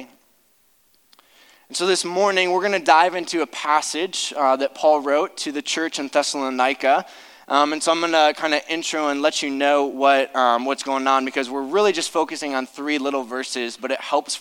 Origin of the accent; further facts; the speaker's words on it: Akron, Ohio, United States; I grew up in Akron